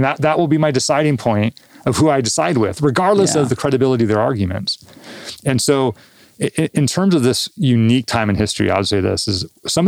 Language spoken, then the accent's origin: English; Southern California, United States; I grew up in Southern California, living in the Southwest